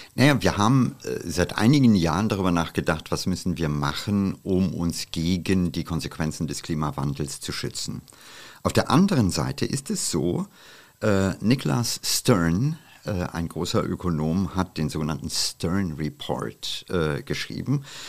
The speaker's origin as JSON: {"language": "German", "country": "India", "tie": "born or raised there", "moved": "yes", "lives_now": "Germany", "said": "den Monsunregen meiner Kindheit in Indien"}